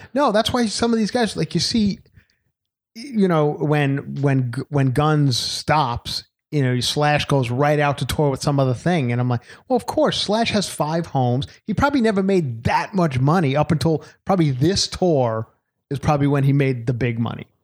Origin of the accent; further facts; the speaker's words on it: Long Island, New York, United States; moved away; my hometown of Long Island